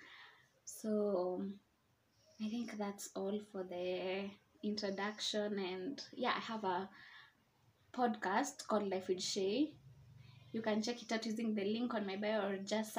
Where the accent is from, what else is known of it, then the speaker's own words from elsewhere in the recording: Nairobi, Kenya; I'm from Nairobi, Kenya